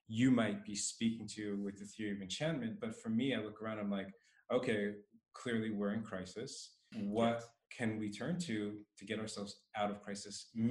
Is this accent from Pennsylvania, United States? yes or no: yes; Philadelphia, Pennsylvania, United States; also born or lived in Las Vegas / San Diego; where I grew up in Philadelphia, Las Vegas, and you